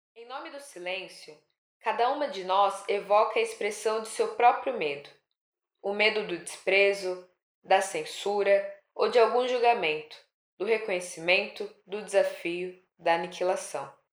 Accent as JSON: {"language": "Portuguese", "region": "São Paulo", "country": "Brazil", "tie": "born or raised there", "said": "sou nascida e criada na Zona Leste de São Paulo, São Miguel, depois na Penha"}